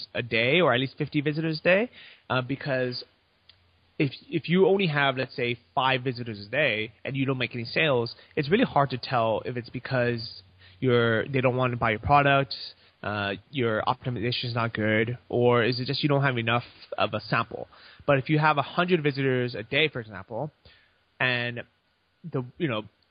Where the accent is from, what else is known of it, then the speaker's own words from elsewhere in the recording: United States; moved away as an adult; now in Chiang Mai, Thailand; I'm American, I have U.S. bank accounts